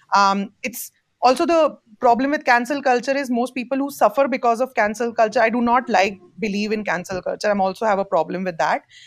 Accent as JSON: {"language": "English", "region": "Jammu and Kashmir", "country": "India", "moved": "yes", "said": "I come from Jammu and Kashmir, uh, Kashmir being a very politicized piece of land between India and Pakistan. As a Kashmiri"}